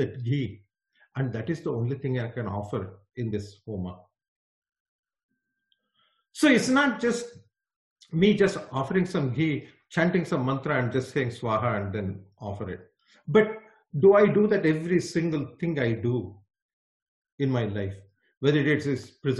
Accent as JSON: {"language": "English", "town": "Bangalore", "region": "Karnataka", "country": "India", "moved": "yes", "said": "I'm a Kannadiga from Bangalore"}